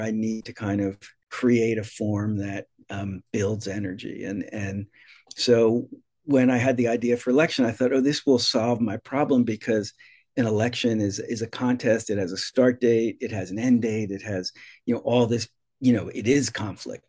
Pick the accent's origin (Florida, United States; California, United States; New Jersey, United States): New Jersey, United States; moved away as an adult; now in Massachusetts, United States; when I grew up in New Jersey, I grew up in a very working class suburb.